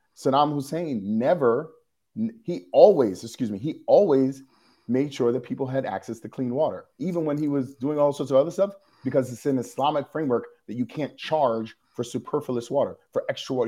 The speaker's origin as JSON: {"language": "English", "town": "New York City", "region": "New York", "country": "United States", "said": "I am a New Yorker"}